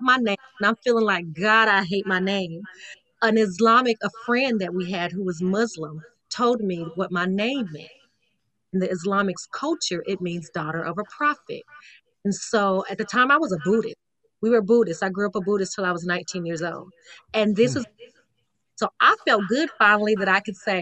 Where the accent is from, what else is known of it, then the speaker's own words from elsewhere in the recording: Las Vegas, Nevada, United States; My mom, we're from Vegas, okay? We're from Vegas